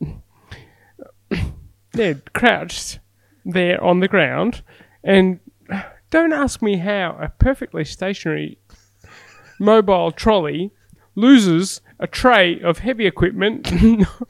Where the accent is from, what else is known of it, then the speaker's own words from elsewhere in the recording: Australia; being Australian